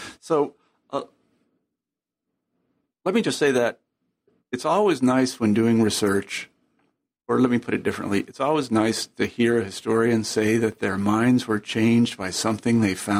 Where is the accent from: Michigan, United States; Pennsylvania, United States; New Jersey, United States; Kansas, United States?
Kansas, United States; I'm from Kansas, so maybe I've been there. I have relatives in Oklahoma.